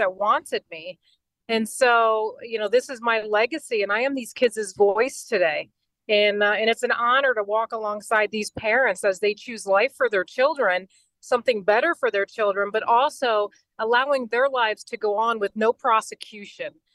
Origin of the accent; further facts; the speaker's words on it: Indiana, United States; I'm from Indiana. My husband is the mayor of our city